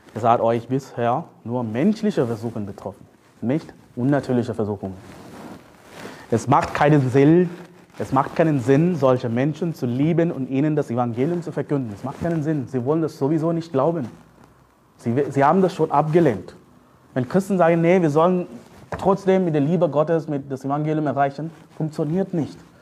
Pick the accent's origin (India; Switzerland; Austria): India; German is a second language; now in Germany; Ich komme aus Indien